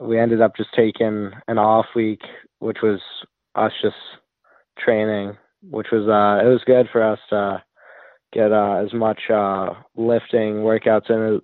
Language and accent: English; North Barrington, Illinois, United States; I'm from North Barrington, Illinois. I played almost all my youth hockey there